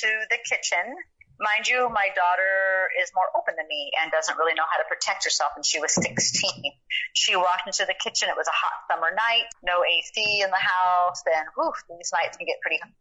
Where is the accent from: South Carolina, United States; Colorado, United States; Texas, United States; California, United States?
California, United States; San Diego; I'm from San Diego, so I know Tijuana because I used to go down there as a teenager